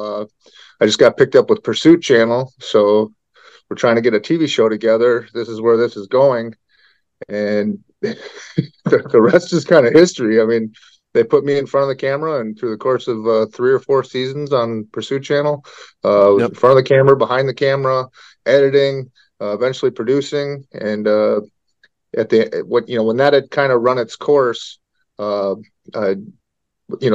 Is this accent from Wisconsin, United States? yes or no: yes; Sturgeon Bay, Wisconsin, United States; I grew up in Sturgeon Bay, Wisconsin, which is about a half hour north of Green Bay, a small little town of 9,000